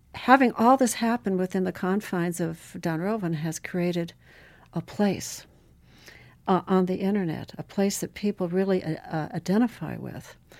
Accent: Butte, Montana, United States; moved away; also born or lived in Chile / Alaska; as a child, I grew up in Butte, Montana

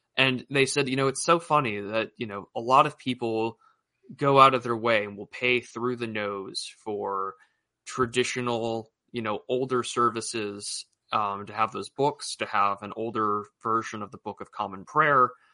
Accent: United States; as an American

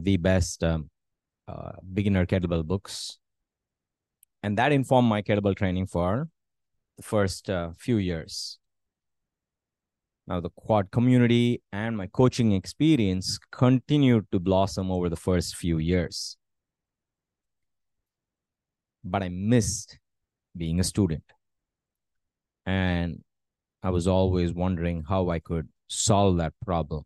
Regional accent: India; moved away as an adult; also born or lived in United States; moving back to my hometown

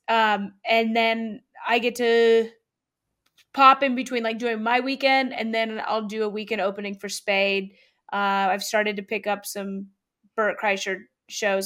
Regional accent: Louisville, Kentucky, United States; moved away; also born or lived in Atlanta; Louisville, where I'm, my hometown, where I went to, where I went to high school

